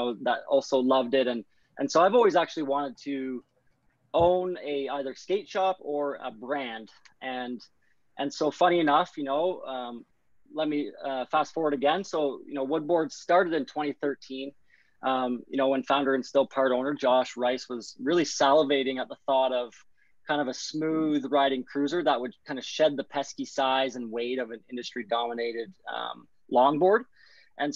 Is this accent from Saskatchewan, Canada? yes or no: no; Brockville, Ontario, Canada; also born or lived in Guelph, Ontario; I grew up in Brockville, Ontario, but ended up moving out to Guelph, Ontario, actually at the ripe age of 16 or 17